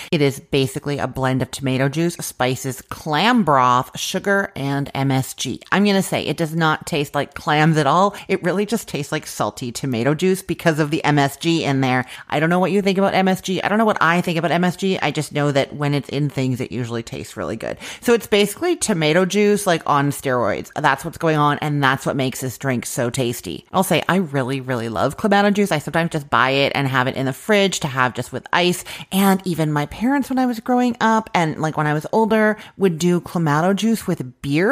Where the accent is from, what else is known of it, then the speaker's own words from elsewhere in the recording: Canada; now in Florida, United States; I live in Florida now, but I grew up in Canada